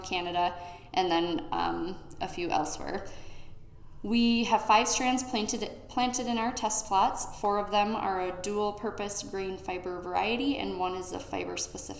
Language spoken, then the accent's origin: English; Olivia, Minnesota, United States; I grew up here in Olivia